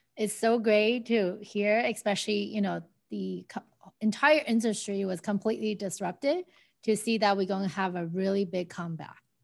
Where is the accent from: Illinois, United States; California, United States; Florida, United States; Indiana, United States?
California, United States; Arcadia; now in Pasadena, United States; I grew up in Arcadia